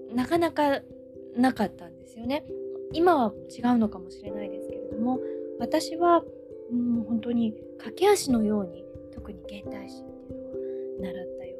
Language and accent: Japanese; Osaka, Japan; 大阪で生まれ育った私